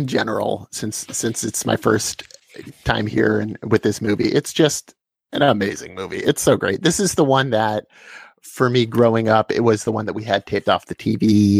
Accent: Pennsylvania, United States; I grew up in Pennsylvania in America.

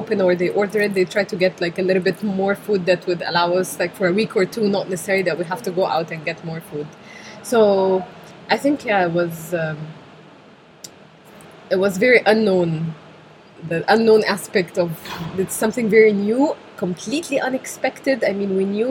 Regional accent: Cairo, Cairo Governorate, Egypt; moved away as an adult; now in Wrocław, Poland; I've been born and raised in Cairo for, 24 years now

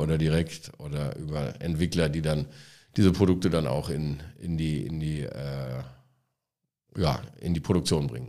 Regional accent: Halver, North Rhine-Westphalia, Germany; moved away as an adult; also born or lived in Frankfurt / London / Spain; now in Cologne, Germany; wir sind gemeinsam in Halver aufgewachsen

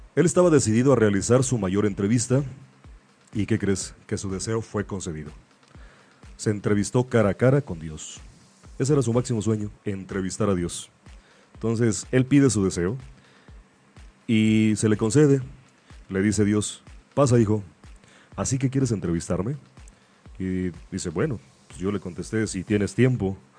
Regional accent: Mexico; así somos los mexicanos

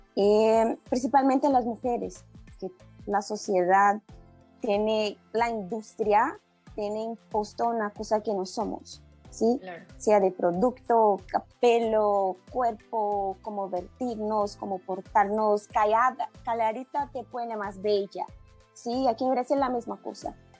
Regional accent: Brazil; Spanish is a second language; soy brasileña

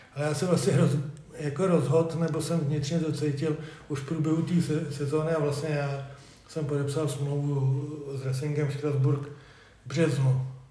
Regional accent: Kladno, Central Bohemian Region, Czechia; moved away as an adult; now in Družec, Czechia; já jsem rodilý Kladeňák, jak bylo řečený, ale v roce 2000 jsem se přestěhoval do družce

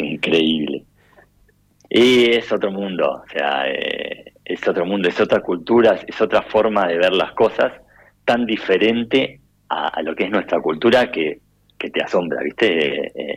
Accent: Necochea, Buenos Aires Province, Argentina; moved away; yo soy de Necochea

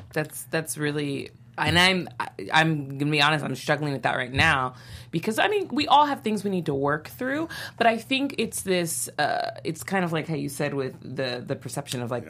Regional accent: Santa Barbara, California, United States; I grew up in Santa Barbara.

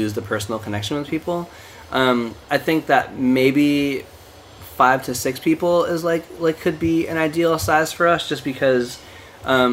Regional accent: East Coast, United States; also born or lived in Portland; now in New York, United States; my partner and I moved to New York, cause we're both from the East Coast originally

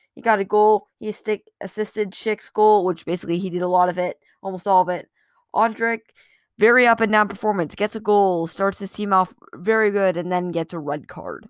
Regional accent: United States; I'm an American.

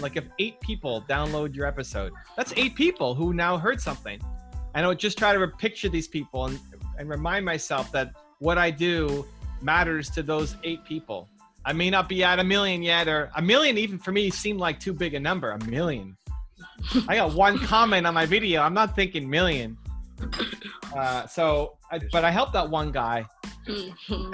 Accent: Canada; I'm from Canada

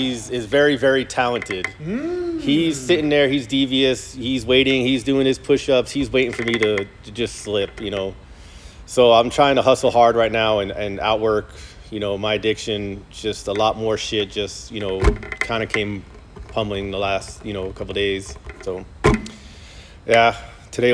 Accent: New York City, New York, United States; moved away as an adult; I grew up in New York, in Brooklyn

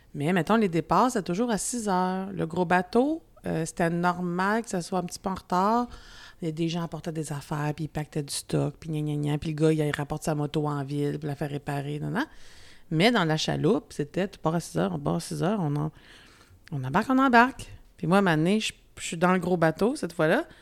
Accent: Quebec, Canada; accent: Québécois; j'ai un accent quand même encore québécois

